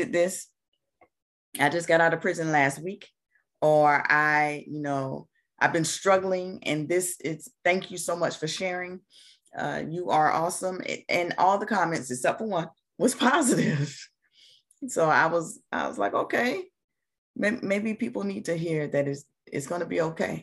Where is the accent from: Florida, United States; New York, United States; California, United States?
Florida, United States; Jacksonville; I'm from Jacksonville, Florida, born and raised